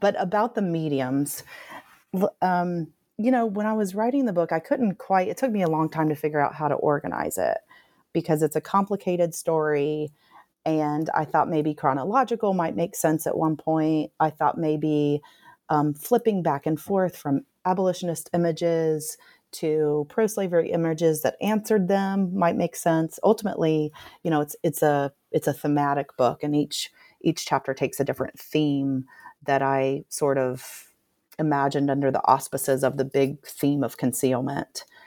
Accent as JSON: {"language": "English", "town": "Nashville", "region": "Tennessee", "country": "United States", "tie": "born or raised there", "moved": "as an adult", "lives_now": "Tuscaloosa, United States", "said": "growing up in Nashville, Tennessee"}